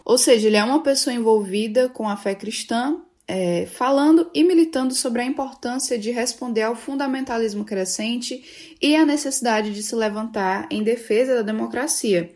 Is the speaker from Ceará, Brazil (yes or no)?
yes; Fortaleza, Ceará, Brazil; Eu falo aqui de Fortaleza, nasci em Fortaleza e ainda estou por aqui.